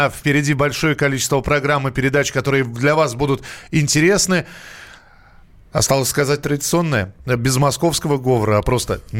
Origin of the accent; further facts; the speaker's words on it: Moscow, Russia; accent: Moscow; Я москвич